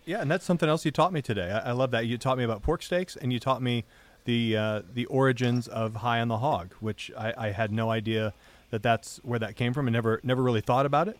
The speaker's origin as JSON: {"language": "English", "region": "Michigan", "country": "United States", "tie": "born or raised there", "moved": "yes", "said": "growing up in Michigan"}